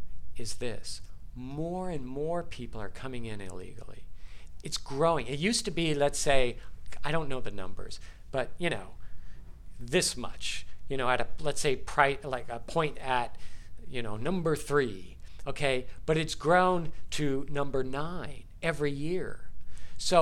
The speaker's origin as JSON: {"language": "English", "town": "San Diego", "region": "California", "country": "United States", "tie": "born or raised there", "said": "I grew up in San Diego, very close to the border"}